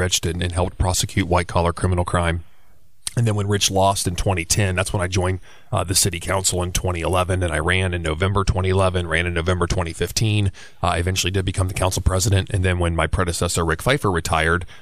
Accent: Belpre, Ohio, United States; moved away as an adult; also born or lived in Washington, D.C.; now in Columbus, United States; I'm a graduate of Belpre High School, which is down on the river across from Parkersburg, West Virginia.

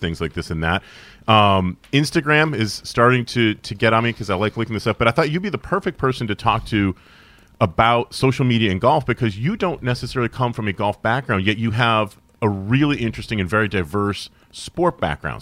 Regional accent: Syracuse, New York, United States; Growing up in Syracuse, New York in the eighties and the early nineties

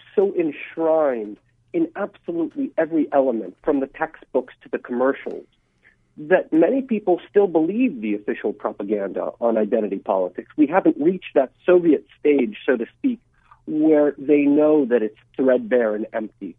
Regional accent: Atlanta, Georgia, United States; also born or lived in Russia; now in Washington, D.C., United States; I immigrated here from Russia when I was just a kid. I grew up in Atlanta

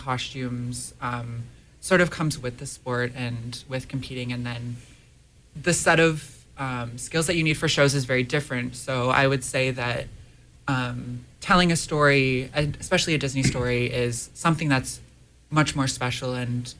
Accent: about an hour outside of Toronto, Ontario, Canada; I grew up about an hour outside of Toronto, Ontario.

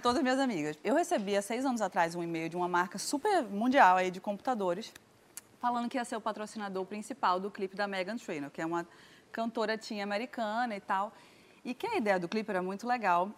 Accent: Recife, Pernambuco, Brazil; Eu sou de Recife, tô acostumada aqui

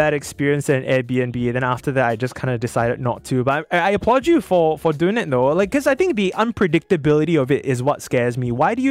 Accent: Singapore; we're Singaporean, right? We're Singaporean.

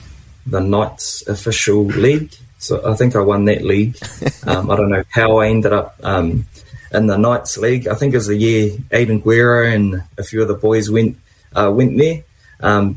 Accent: Waitara, Taranaki, New Zealand; also born or lived in Dunedin; I grew up in a small town here called Waitara. It's just outside of New Plymouth

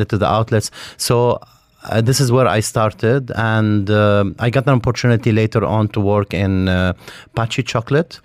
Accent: Beirut, Beirut Governorate, Lebanon; now in Dubai, United Arab Emirates; I'm from Lebanon, from Beirut. Um, I lived in an area called uh, Mazra. It's uh, it's in the middle of Beirut.

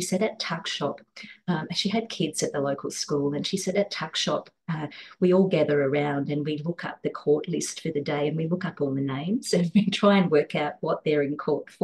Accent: Cobar, New South Wales, Australia; now in Sydney, Australia; my hometown of Cobar in outback New South Wales

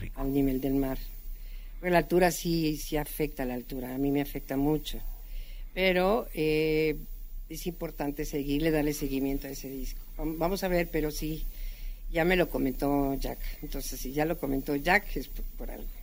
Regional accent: Mexico City, Mexico; moved away; also born or lived in Guadalajara / Tijuana; yo nací aquí en la capital

